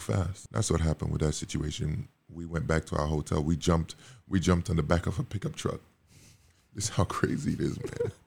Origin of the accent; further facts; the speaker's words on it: Montserrat; moved away; also born or lived in Dominica; I was born in Dominica, you know, raised in Montserrat